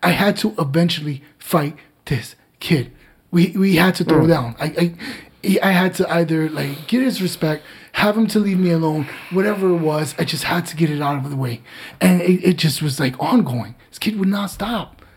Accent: Newark, New Jersey, United States; born and raised in Newark. It was not the easiest playground in the world

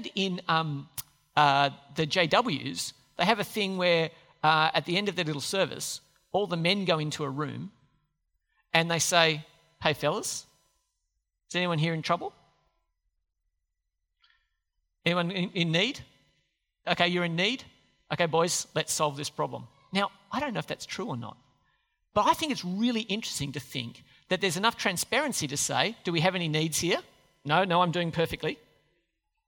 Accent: Australia; we're Aussies

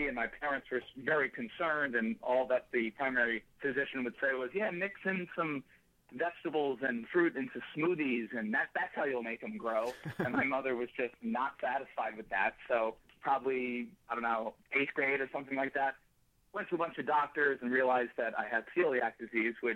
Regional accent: Danbury, Connecticut, United States; moved away; also born or lived in Perth Amboy, New Jersey; I was born in New Jersey, Perth Amboy, New Jersey. I'm the first of two other siblings, which makes, you know, three kids from my parents. We moved after a couple of years to Danbury, Connecticut, probably when I was around five or so, and lived in Danbury for probably 5 or 6 years

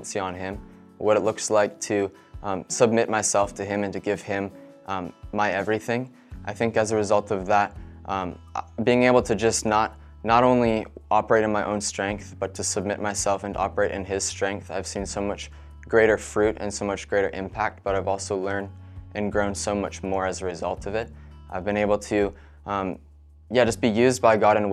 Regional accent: Cowichan Valley, British Columbia, Canada; I grew up in the Cowichan Valley here going to New Life Church.

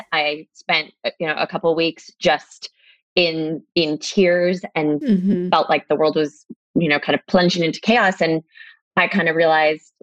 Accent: La Mesa, California, United States; moved away as an adult; also born or lived in Laguna Beach, California; I grew up in La Mesa, and was born and raised there

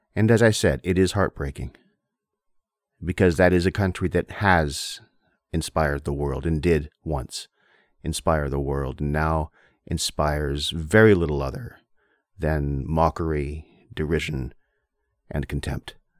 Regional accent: Windsor, Ontario, Canada; moved away as an adult; also born or lived in South Korea; I grew up in Windsor, Ontario

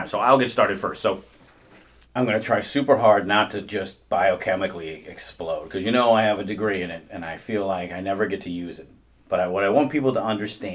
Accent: Midwest, United States; accent: Midwestern ("warsh"); we are all from the Midwest, and you're going to hear an R in there from time to time.

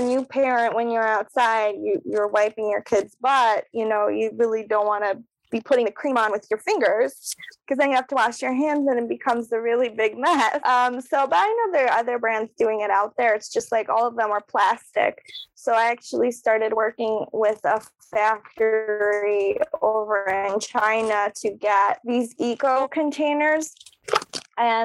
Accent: Slovakia; English is a second language; now in Buffalo, United States; I was born in Slovakia, so I'm an immigrant

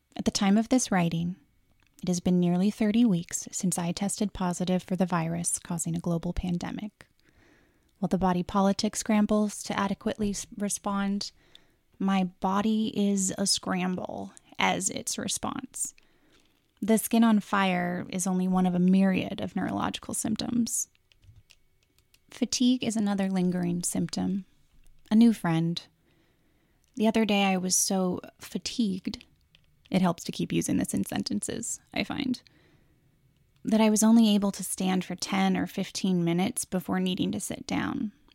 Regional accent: Pacific Northwest, United States; also born or lived in Seattle; As a person born and raised in the Pacific Northwest

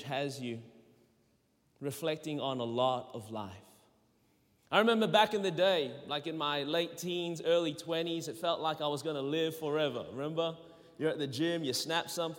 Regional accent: Melbourne, Victoria, Australia; born or raised there; accent: Australian; moved away as an adult; now in Anderson, United States

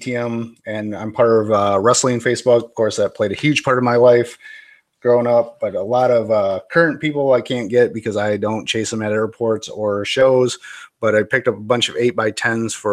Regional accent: Kalamazoo, Michigan, United States; my hometown, Kalamazoo

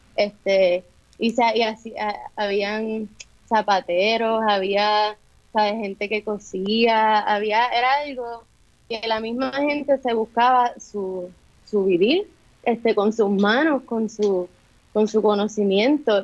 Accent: Bayamón, Puerto Rico; moved away; yo soy original, yo soy de Bayamón

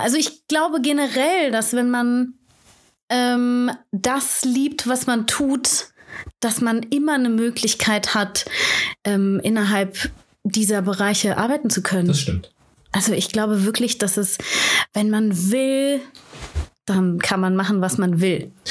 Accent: Aachen, North Rhine-Westphalia, Germany; moved away; ich komme ja ursprünglich aus Aachen

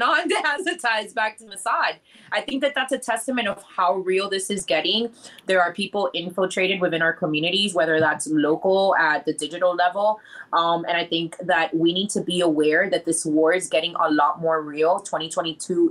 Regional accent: Miami, Florida, United States; first language English; we're from Miami

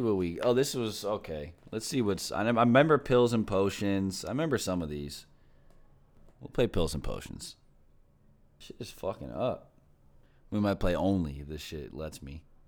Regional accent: Philadelphia, Pennsylvania, United States; also born or lived in Brooklyn; my hometown

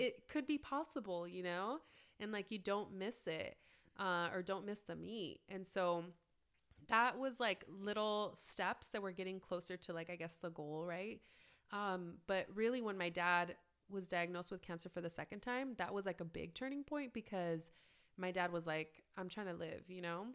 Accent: Los Angeles, California, United States; I grew up in Southeast L A, which is a suburb just southeast, literally, of downtown

